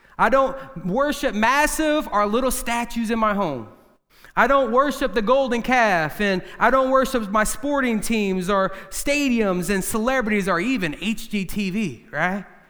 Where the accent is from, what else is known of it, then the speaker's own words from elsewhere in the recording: United States; we're all from the Quad City area.